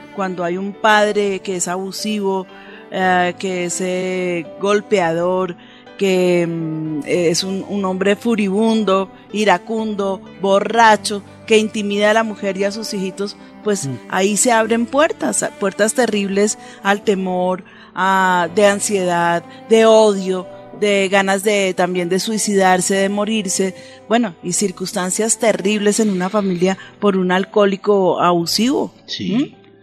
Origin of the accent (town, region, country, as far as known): Colombia